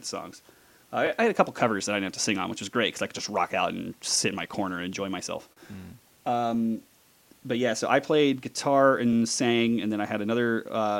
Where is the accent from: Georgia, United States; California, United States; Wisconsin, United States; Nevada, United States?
Nevada, United States; Las Vegas; I am from Las Vegas, where I currently live. I'm one of the rare born and bred Las Vegans